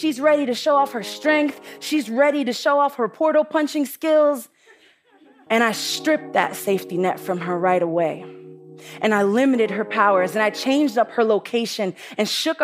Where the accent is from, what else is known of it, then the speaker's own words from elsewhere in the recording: New York City, New York, United States; I'm from the Bronx, and the Bronx is tough.